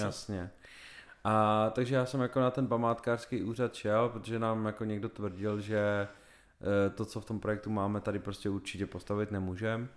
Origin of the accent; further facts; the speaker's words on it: Czechia; jsme Češi